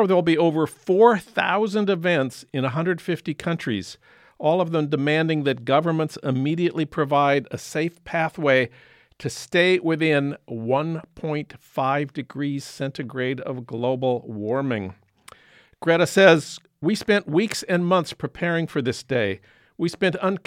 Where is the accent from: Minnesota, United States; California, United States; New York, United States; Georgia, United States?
Minnesota, United States; St. Paul; now in Los Angeles, United States; in St. Paul at the Science Museum, my hometown